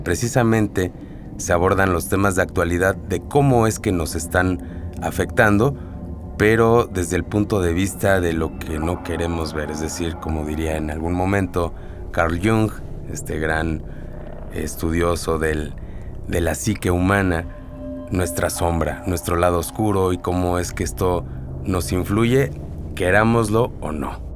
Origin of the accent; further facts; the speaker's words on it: Mexico; nosotros como mexicanos, como latinos